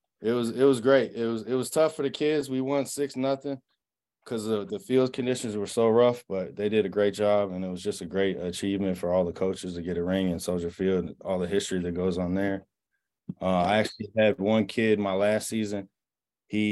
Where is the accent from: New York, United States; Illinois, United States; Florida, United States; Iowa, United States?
Illinois, United States; Chicago; moved away as an adult; also born or lived in Ohio; now in Las Vegas, United States; I grew up in Chicago. I played in the Chicago Catholic League.